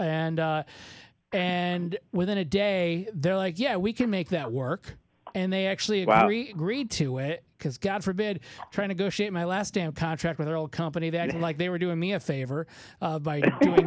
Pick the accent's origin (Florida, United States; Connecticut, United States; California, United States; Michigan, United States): Michigan, United States; moved away as an adult; also born or lived in Evansville / Indianapolis; I'm from Michigan